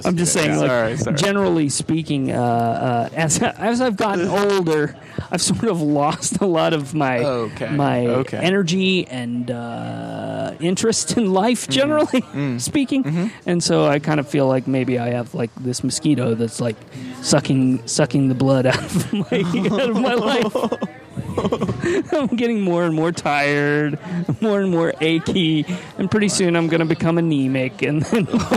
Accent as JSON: {"language": "English", "region": "rural Indiana", "country": "United States", "tie": "born or raised there", "moved": "yes", "said": "growing up in rural Indiana."}